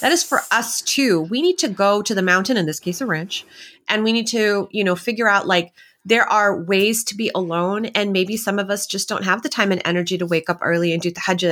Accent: Texas, United States; I'm from Texas

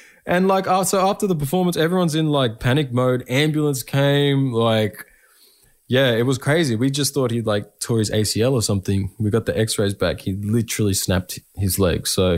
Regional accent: Echuca, Victoria, Australia; Throughout my career, you know, my hometown and the communities surrounding my hometown and in regional Victoria have been huge supports, you know, in my journey.

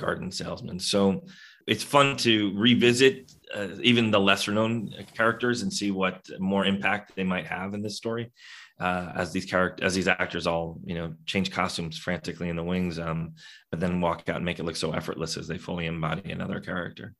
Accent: New York City, New York, United States; I grew up in New York City

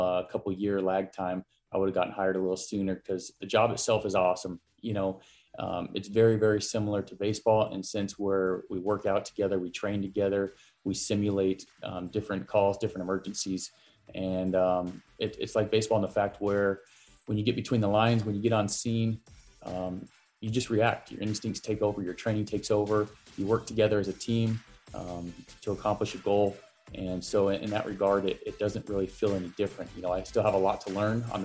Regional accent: Arizona, United States; Joe Mather and I grew up here in Arizona playing on some of the same travel teams and against each other during high school.

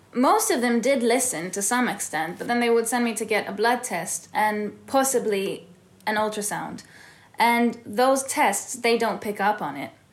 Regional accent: Tel Aviv, Tel Aviv District, Israel; moved away; also born or lived in California; I was born and raised in Tel Aviv and in California

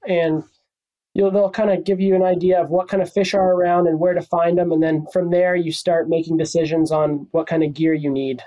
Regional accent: Encinitas, California, United States; also born or lived in Oxnard, California; I'm from Encinitas, California. Grew up around here uh, my whole life. Spent some time in Oxnard when I was little

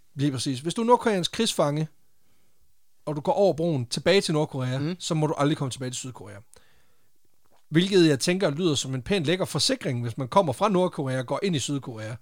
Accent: Randers, Central Denmark Region, Denmark; jeg er fra Randers

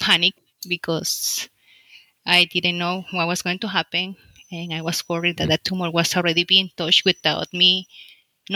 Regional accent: El Salvador; moved away as an adult; now in United States; I am from El Salvador. In El Salvador, I work, I graduate a physician in specialty family medicine. Then I came to the United States

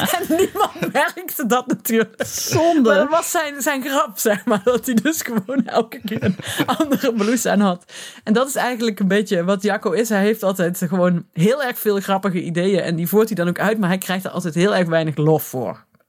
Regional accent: Limburg, Netherlands; now in Nijmegen, Netherlands; ik kom ben een Limburger, trotse Limburger, die al heel lang bij Nijmegen woont, of in Nijmegen

